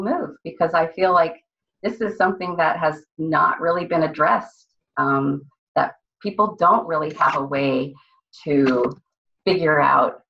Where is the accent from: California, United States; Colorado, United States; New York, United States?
California, United States; San Francisco; moved away as an adult; also born or lived in Austin, Texas; I was born in San Francisco, California